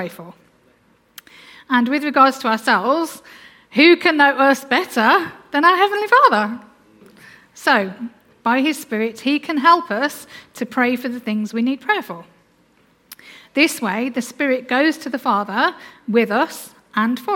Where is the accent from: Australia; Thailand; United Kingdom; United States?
United Kingdom; Black Country, West Midlands; accent: Black Country; my Black Country accent